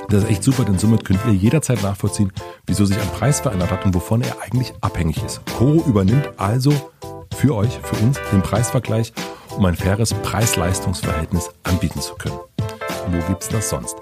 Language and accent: German; southern Brandenburg, Germany; moved away; ich bin in Südbrandenburg aufgewachsen mit sehr, sehr vielen sehr, sehr, sehr, sehr vielen Rechten